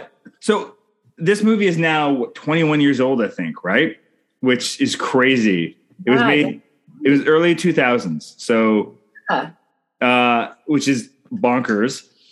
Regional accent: Canada

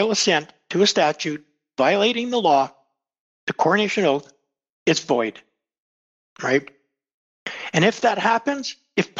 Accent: Winnipeg, Manitoba, Canada; When I grew up in Winnipeg, people kept their doors open, their cars open

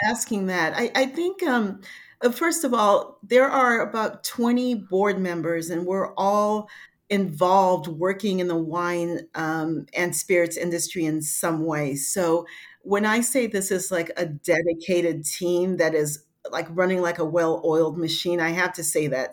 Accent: Haiti; moved away; I'm from Haiti and, um, you know, I, I had to deal with adversity, you know, since being a kid with an accent, being bilingual

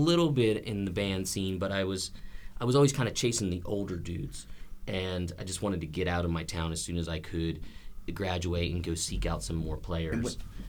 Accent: Western New Jersey, United States; also born or lived in Pittsburgh, Pennsylvania; now in Nashville, United States; I grew up in Western New Jersey, and I lived for a long time in Pittsburgh.

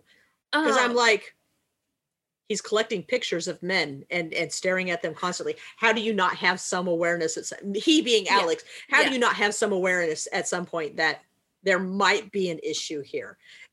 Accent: United States; also born or lived in Great Britain; as an American. It's also as a person that's lived in Great Britain for a period of time, because we did live there for 4 years.

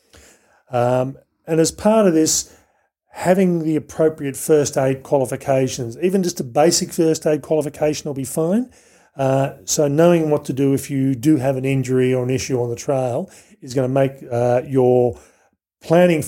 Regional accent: Australia; growing up in Australia

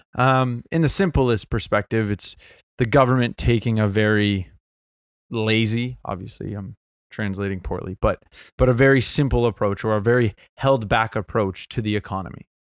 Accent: Mississauga, Ontario, Canada; I grew up in Mississauga, so Saga City

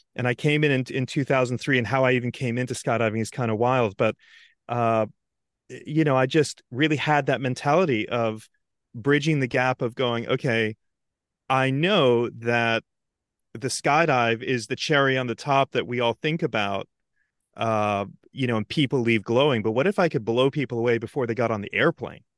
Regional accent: Antigua & Barbuda; moved away; also born or lived in London; growing up in Antigua

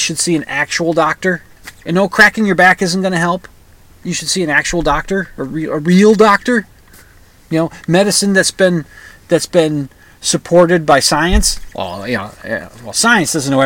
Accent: United States; I'm an American

